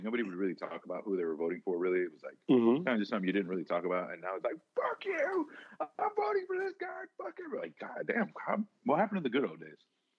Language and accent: English; New York, United States; I'm from New York, man.